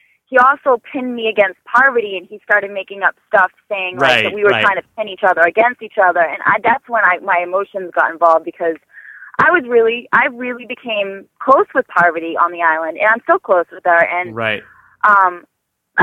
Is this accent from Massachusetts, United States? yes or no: yes; Boston, Massachusetts, United States; I'm from Boston